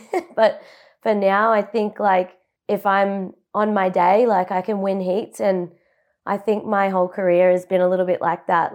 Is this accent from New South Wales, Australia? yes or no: no; Buderim, Queensland, Australia; moved away as an adult; now in Gold Coast, Australia; I was born and raised in Budrum on the Sunshine Coast, and it's ten minutes inland of Mauritiadore, which is central Sunshine Coast.